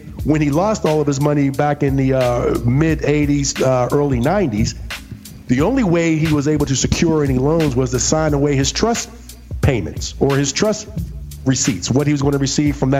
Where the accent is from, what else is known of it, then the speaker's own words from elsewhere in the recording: Pittsburgh, Pennsylvania, United States; moved away as an adult; I'm from Pittsburgh, and I tell people all the time, it's great to be from Pittsburgh. But when I left Pittsburgh, I left in 1995